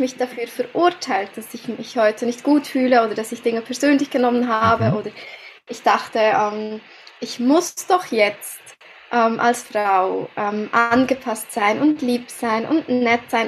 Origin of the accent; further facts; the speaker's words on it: Switzerland; Wie ihr unschwer hören könnt, komme ich aus der Schweiz.